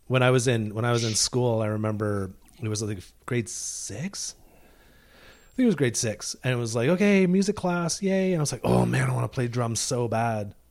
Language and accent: English; Deep River, Ontario, Canada; now in British Columbia, Canada; I grew up in Deep River, Ontario